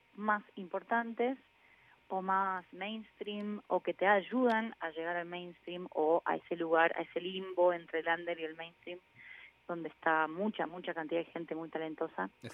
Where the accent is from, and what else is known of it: Mendoza, Argentina